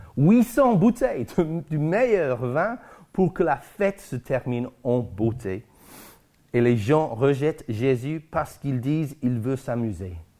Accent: Guernsey; chez nous à Guernesey

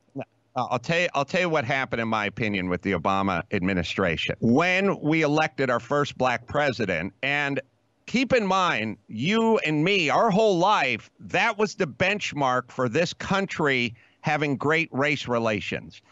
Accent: Los Angeles, California, United States; I'm from California. I grew up in L A.

